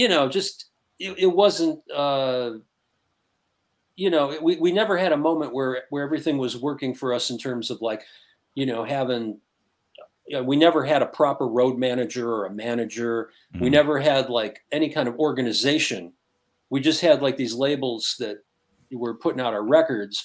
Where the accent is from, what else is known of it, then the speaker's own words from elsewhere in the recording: Detroit, Michigan, United States; growing up in Detroit